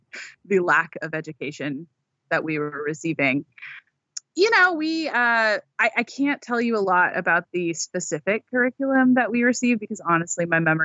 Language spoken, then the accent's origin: English; Seattle, Washington, United States; I was born and raised in Washington State, still here. Born in Seattle.